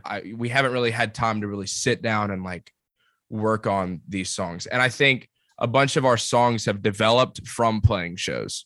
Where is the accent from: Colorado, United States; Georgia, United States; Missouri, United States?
Georgia, United States; Columbus; now in Auburn, United States; I'm from Columbus, Georgia